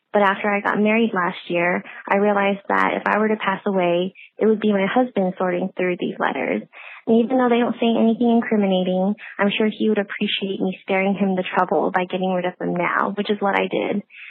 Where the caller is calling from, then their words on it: Los Angeles, California, United States; I'm calling from Los Angeles, California